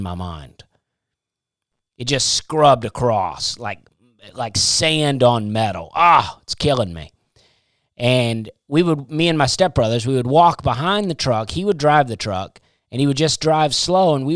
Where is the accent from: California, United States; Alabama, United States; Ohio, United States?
Alabama, United States; I grew up in Alabama